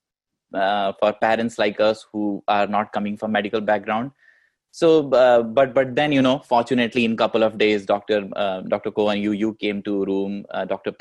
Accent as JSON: {"language": "English", "country": "India", "moved": "as an adult", "lives_now": "United States", "said": "We come from India, we are immigrants here"}